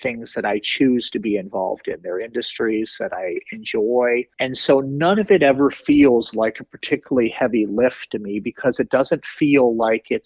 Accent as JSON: {"language": "English", "town": "Detroit", "region": "Michigan", "country": "United States", "tie": "born or raised there", "moved": "as an adult", "lives_now": "Raleigh, United States", "said": "growing up in the Metro Detroit area"}